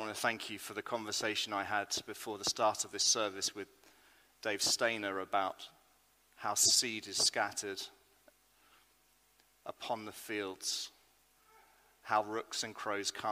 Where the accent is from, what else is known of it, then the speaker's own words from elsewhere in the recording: United Kingdom; I am British